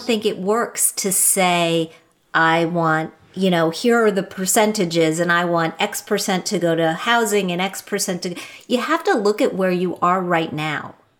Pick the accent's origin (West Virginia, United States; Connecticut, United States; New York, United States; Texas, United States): West Virginia, United States; Wheeling; I grew up in Wheeling, West Virginia.